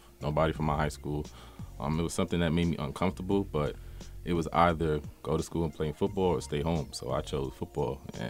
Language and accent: English; New York City, New York, United States; Born and raised in Brooklyn, New York.